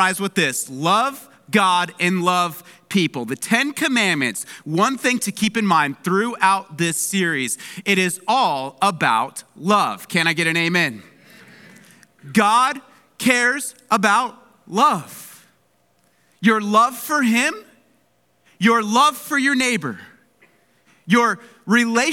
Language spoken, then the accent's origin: English; Palmdale, California, United States; moved away; My hometown of Palmdale, it's covered in snow right now